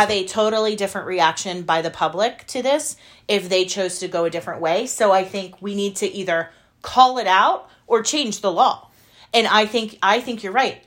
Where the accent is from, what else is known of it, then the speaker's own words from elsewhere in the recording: United States; as an American